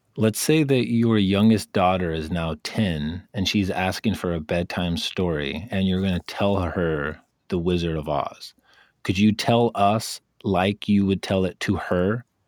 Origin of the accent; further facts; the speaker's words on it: Wisconsin, United States; I lived in Wisconsin